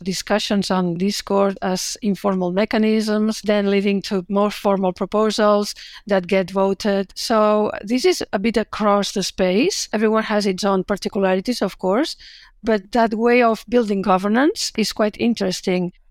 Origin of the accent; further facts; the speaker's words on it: Barcelona, Catalonia, Spain; moved away as an adult; now in Melbourne, Australia; I'm originally from Barcelona